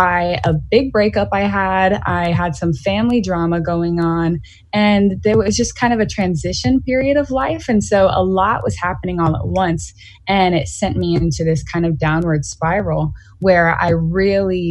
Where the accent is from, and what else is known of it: Greenville, South Carolina, United States; born or raised there